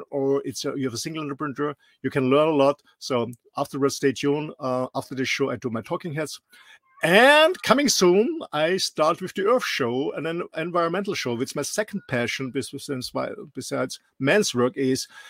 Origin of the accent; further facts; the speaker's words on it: Austria; English is a second language; moved away; I'm not a Native American or British English speaker. I'm raised and born in a small country in the middle of Europe, in Austria